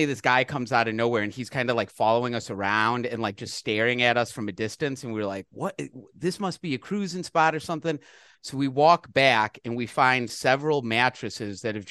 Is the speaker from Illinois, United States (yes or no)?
yes; Illinois, United States; moved away; I'm from Illinois, all the forest preserves out there